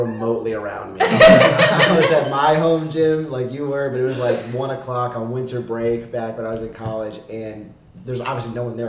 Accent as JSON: {"language": "English", "town": "Philadelphia", "region": "Pennsylvania", "country": "United States", "said": "I'm 22 and I'm from Philadelphia, Pennsylvania."}